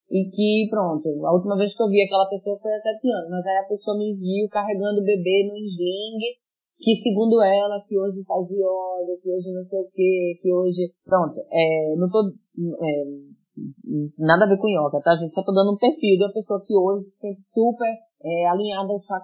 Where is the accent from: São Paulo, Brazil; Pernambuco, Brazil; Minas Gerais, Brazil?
Pernambuco, Brazil; Recife; moved away as an adult; now in Lisbon, Portugal; minha cidade natal, que é o Recife.